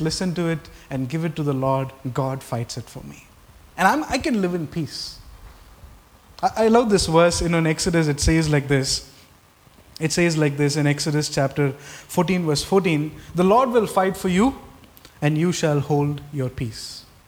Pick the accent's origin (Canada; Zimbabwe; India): India; Tamil Nadu; I was born in Tamil Nadu